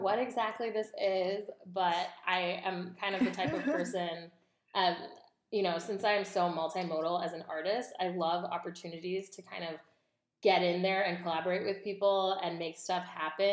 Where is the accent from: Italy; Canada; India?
India; now in United States; I'm Indian American. I was born in India, but I like got naturalized in the U.S.